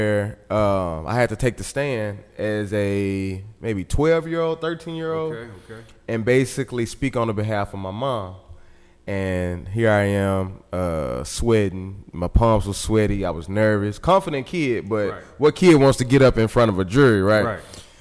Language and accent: English; Little Rock, Arkansas, United States; I was raised right here on Wolf Street